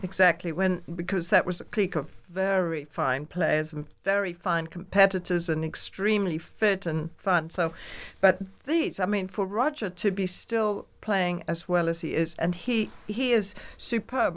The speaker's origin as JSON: {"language": "English", "region": "England", "country": "United Kingdom", "moved": "yes", "lives_now": "New York, United States", "said": "I'm very English."}